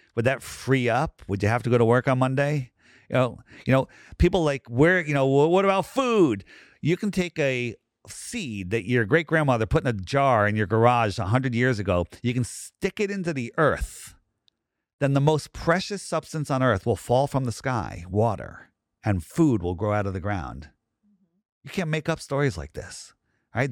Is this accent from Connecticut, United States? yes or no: yes; Fairfield County, Connecticut, United States; I grew up in Fairfield County.